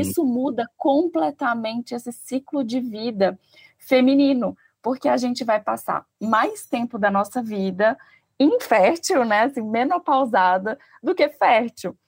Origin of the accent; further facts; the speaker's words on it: Minas Gerais, Brazil; eu sou mineira